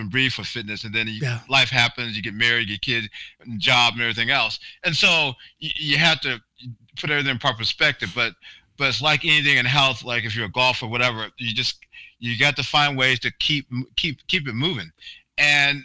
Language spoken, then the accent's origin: English; Barberton, Ohio, United States; I'm from Barberton.